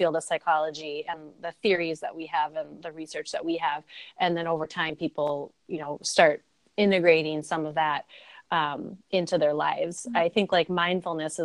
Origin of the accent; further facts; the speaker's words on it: Milwaukee, Wisconsin, United States; I am from Milwaukee, Wisconsin